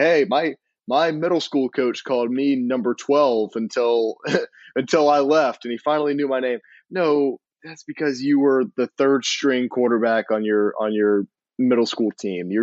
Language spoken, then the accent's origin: English; Mississippi, United States; I was born in Mississippi, and I went to school in Mississippi